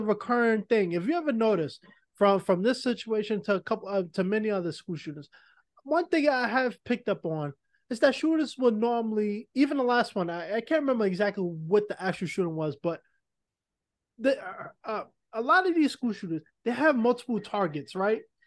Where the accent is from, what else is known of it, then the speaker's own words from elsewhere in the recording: New York, United States; I'm from New York. I grew up in the projects